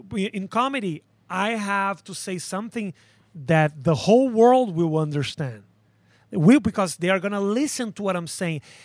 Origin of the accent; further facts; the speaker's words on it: Porto Alegre, Rio Grande do Sul, Brazil; accent: Brazilian; English is a second language; moved away as an adult; now in United States; I was born in Porto Alegre, a little city in the south of a country that is in the south of South America.